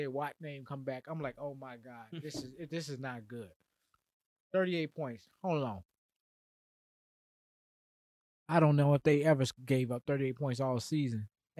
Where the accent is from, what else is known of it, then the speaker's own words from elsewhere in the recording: Arizona, United States; But I'm from Arizona.